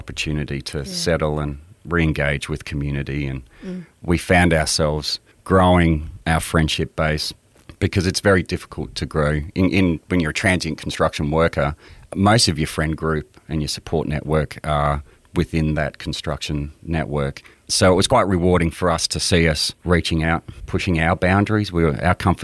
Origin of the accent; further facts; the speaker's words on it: southeast South Australia, Australia; also born or lived in Canada / Adelaide; we lived in southeast South Australia